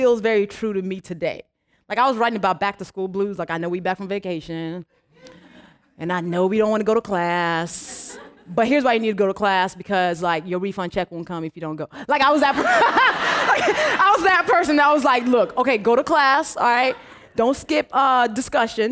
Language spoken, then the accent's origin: English; Nigeria; first language English and Yoruba; moved away; me as a Nigerian